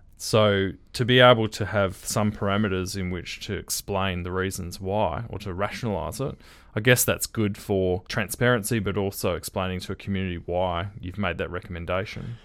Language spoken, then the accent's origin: English; Perth, Western Australia, Australia; One of the, uh, duplexes I grew up in was in Riverton